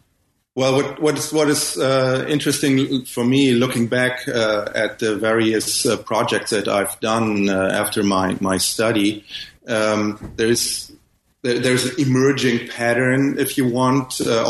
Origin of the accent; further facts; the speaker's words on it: Ghana; born there; because I was born in Ghana, where my father worked as a missionary in the 60s, hence my weird first name, which is a Ghanaian name